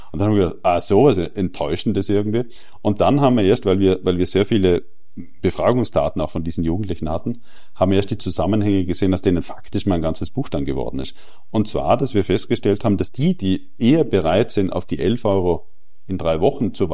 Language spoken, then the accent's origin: German; Austria; Ich weiß sehr gut, was du meinst, aber ich will jetzt als Österreicher nicht über die deutschen